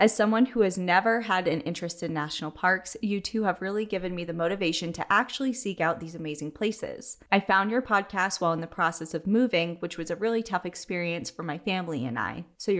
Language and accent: English; Whittier, California, United States; I wanted to talk about my hometown of Whittier, which is a historic Quaker town in Southern California